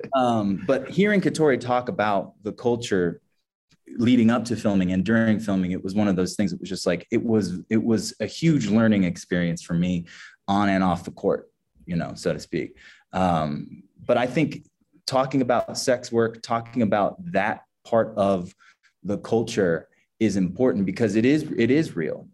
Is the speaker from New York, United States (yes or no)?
no; Kansas City, Missouri, United States; I grew up in a very, a predominantly white uh, community in the Midwest. I'm from Kansas City, Missouri